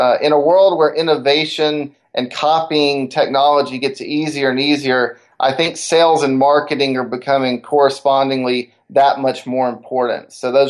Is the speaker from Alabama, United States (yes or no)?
yes; Decatur, Alabama, United States; growing up in Decatur, Alabama, the northern Alabama area, SpaceX has come there.